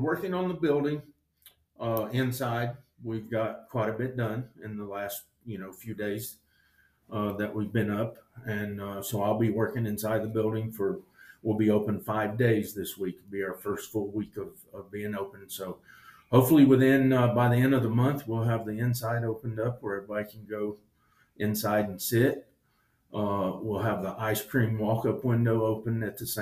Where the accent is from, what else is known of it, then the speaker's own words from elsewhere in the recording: Greenville, South Carolina, United States; accent: southern; moved away as an adult; also born or lived in Colorado; now in Rangely, United States; I'm from Greenville, South Carolina